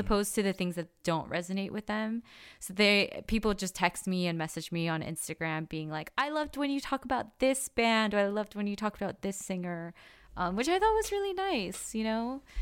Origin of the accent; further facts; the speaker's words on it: Los Angeles, California, United States; growing up in Koreatown, like, I would get called Chinita all the time